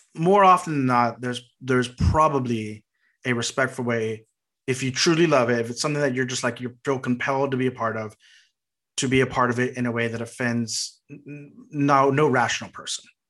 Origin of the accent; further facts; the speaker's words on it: Texas, United States; being from Texas